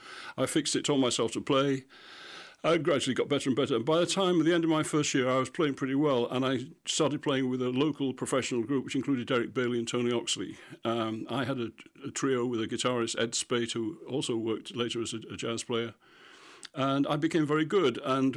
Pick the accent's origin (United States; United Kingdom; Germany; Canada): United Kingdom; Goole, Yorkshire and the Humber; it was almost entirely music that was produced by those of us living there, because we never had any concerts. There's no concert hall, there's no theatre, we never had visiting orchestras, anything like that.